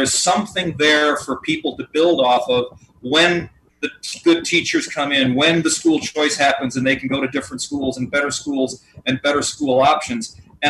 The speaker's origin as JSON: {"language": "English", "town": "Lake Forest", "region": "Illinois", "country": "United States", "tie": "born or raised there", "said": "I grew up in Lake Forest, Illinois in the 60s and 70s."}